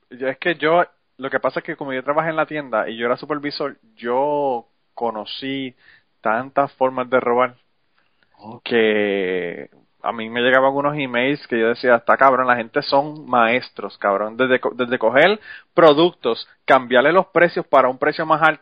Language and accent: Spanish; Utuado, Puerto Rico; also born or lived in San Juan, Puerto Rico; Yo soy de Utuada, pero yo viví en San Juan, estaba estudiando como 10, 12 años.